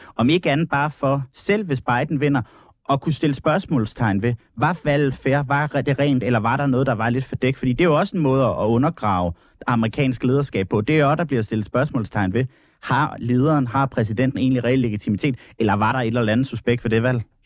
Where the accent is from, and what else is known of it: Denmark